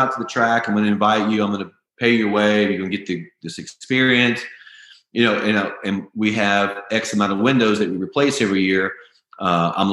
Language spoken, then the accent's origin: English; the South, United States; I grew up in the South.